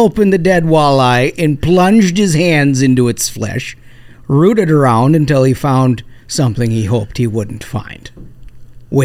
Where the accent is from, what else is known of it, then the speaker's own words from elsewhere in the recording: Minnesota, United States; growing up in Minnesota, we take this stuff very seriously